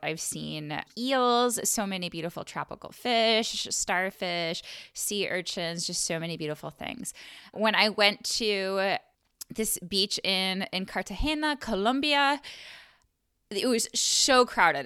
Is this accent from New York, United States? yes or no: yes; Buffalo, New York, United States; I grew up in Buffalo, New York